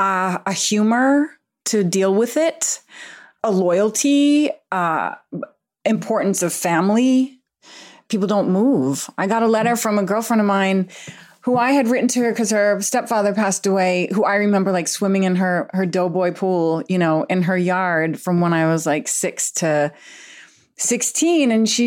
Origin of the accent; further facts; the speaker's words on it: Massachusetts, United States; But I grew up outside of Boston from with a large extended family, Irish Catholic. My dad's the oldest of 7. My mom's the oldest of 10.